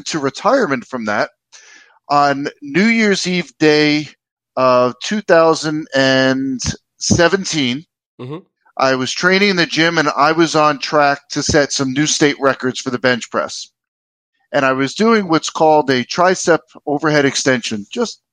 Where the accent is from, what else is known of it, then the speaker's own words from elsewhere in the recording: United States; moved away as an adult; also born or lived in Washington D.C. metro area / New York City / New Jersey; now in Minnesota, United States; I grew up in New York City and New Jersey